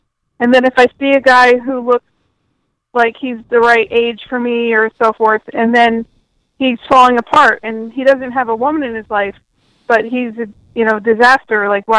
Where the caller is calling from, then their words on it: Detroit, Michigan, United States; I'm calling from Detroit, Michigan.